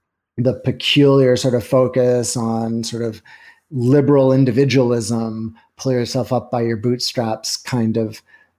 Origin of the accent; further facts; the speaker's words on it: Canada; now in United States; I grew up in Canada, but have lived in the States for a long time.